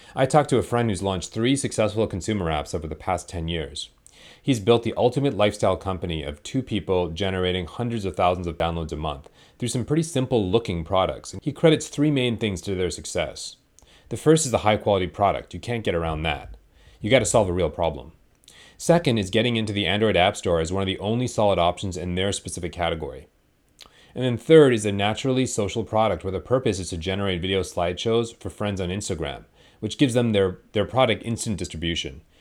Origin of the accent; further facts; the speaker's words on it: Canada; We're both Canadian